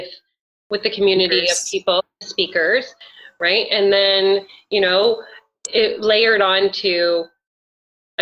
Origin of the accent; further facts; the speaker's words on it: Canada; I'm Canadian